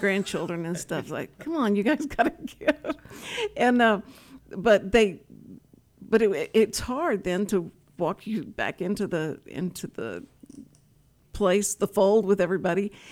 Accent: Willis, Texas, United States; I'm from Willis

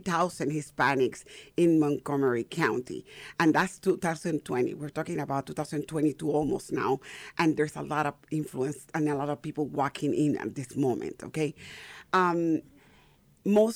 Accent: Panama; now in Texas, United States; I'm from Panama originally. Born and raised in Panama. I've been in the United States for the last 37 years

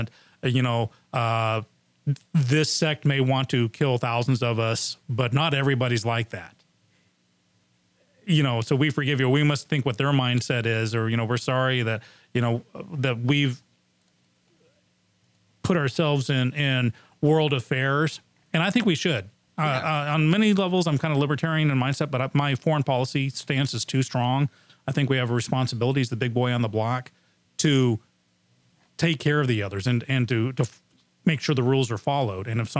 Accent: England, United Kingdom; now in United States; I grew up in England

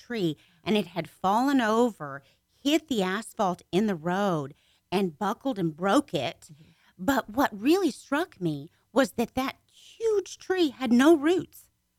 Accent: Dallas, Texas, United States; I'm from Dallas.

